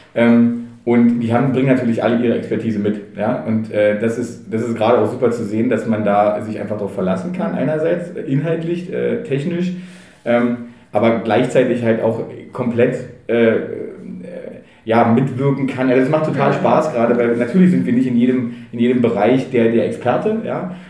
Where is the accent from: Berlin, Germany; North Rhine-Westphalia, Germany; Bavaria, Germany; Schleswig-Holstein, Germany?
Berlin, Germany; ich bin in Treptow groß geworden, Treptow Köpenick